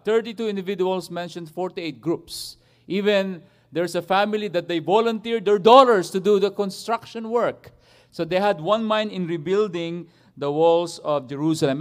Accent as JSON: {"language": "English", "country": "Philippines", "said": "I'm a Filipino"}